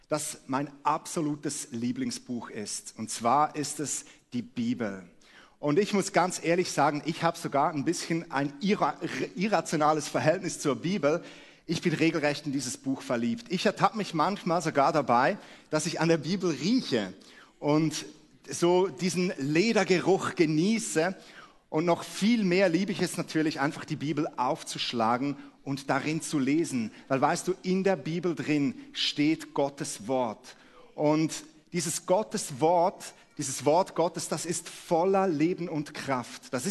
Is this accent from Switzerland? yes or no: yes; Switzerland; moved away as an adult; now in Hamburg, Germany; Wie man unschwer hört, komme ich aus der Schweiz und wir leben seit einem Jahr in Hamburg.